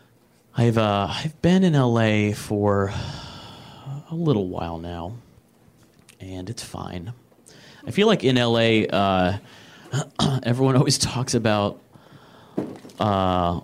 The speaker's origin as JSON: {"language": "English", "region": "Michigan", "country": "United States", "moved": "as an adult", "said": "I'm from Michigan originally"}